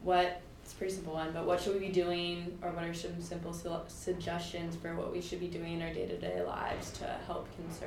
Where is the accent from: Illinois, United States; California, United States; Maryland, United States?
California, United States; San Anselmo; I'm from San Anselmo in Marin County, and I go to University of Michigan in Ann Arbor.